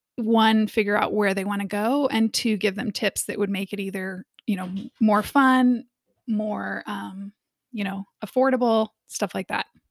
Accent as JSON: {"language": "English", "town": "Kansas City", "region": "Missouri", "country": "United States", "tie": "born or raised there", "moved": "as an adult", "said": "I grew up in Kansas City in the Midwest"}